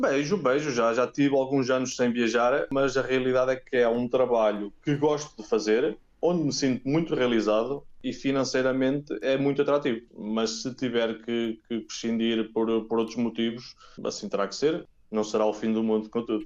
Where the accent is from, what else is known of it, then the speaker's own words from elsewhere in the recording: Oliveira do Bairro, Aveiro District, Portugal; moved away as an adult; also born or lived in Spain; now in Nottingham, United Kingdom; sou da Oliveira de Barro, mas muito perto do, do mar em Aveiro